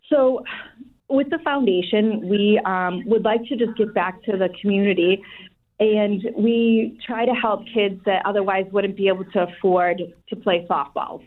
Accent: Brockton, Massachusetts, United States; So I grew up in Brockton, and I'm still here in Brockton

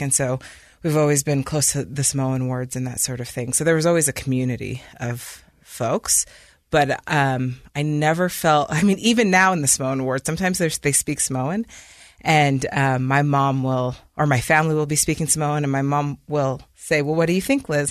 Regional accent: Provo, Utah, United States; moved away as an adult; also born or lived in London, United Kingdom; I grew up in Provo, Utah

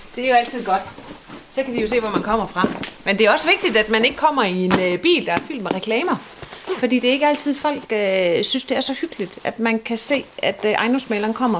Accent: Ebeltoft, Central Denmark Region, Denmark; Jeg har i hvert fald haft hele min opvækst her i Æbeltoft, og har boet her siden 82

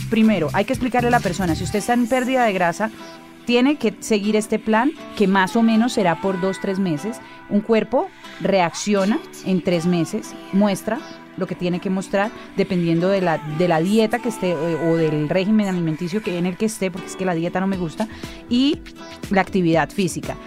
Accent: Cali, Valle del Cauca, Colombia; como buena caleña

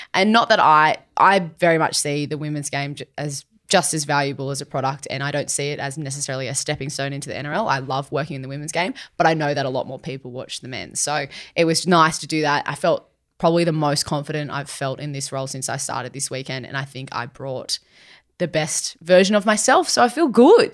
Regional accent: Sydney, New South Wales, Australia; I'm born and raised in Sydney myself

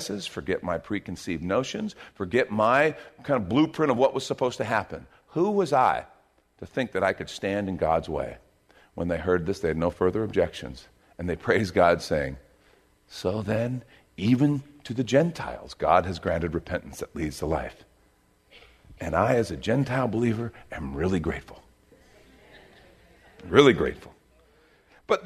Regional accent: United States; I'm an American

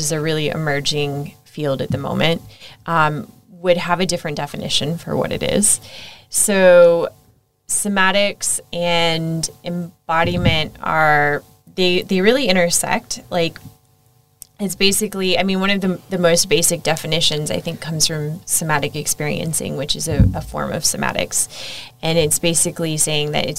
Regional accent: United States; moved away as an adult; also born or lived in Egypt / Saudi Arabia / Singapore / Thailand; now in Australia; as you might be able to tell from my outrageous accent, I'm American.

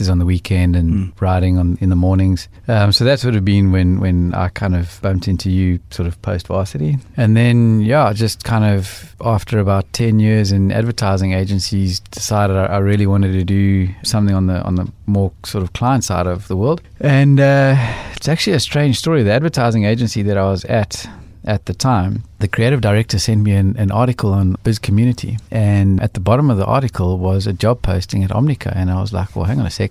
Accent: South Africa; as South African blokes

